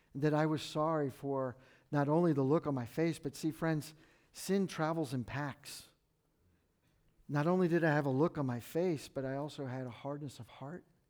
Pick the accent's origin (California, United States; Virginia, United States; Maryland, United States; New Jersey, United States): Virginia, United States; McLean; also born or lived in Washington, D.C. / Fairfax, Virginia; I was born at Georgetown Hospital, I grew up in McLean, and I, I live in Fairfax now, and, and I know the Northern Virginia lifestyle